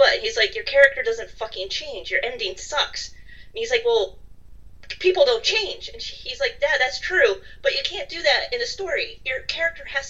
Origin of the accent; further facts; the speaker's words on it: United States; moved away as an adult; also born or lived in London / Dublin; Since I am an American who lived in London and then Dublin